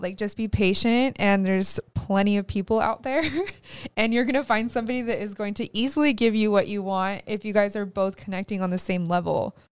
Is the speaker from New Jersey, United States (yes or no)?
no; California, United States; we're from California